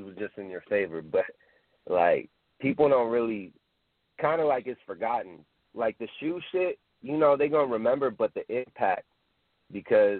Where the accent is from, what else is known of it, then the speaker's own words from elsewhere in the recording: California, United States; I'm from Cali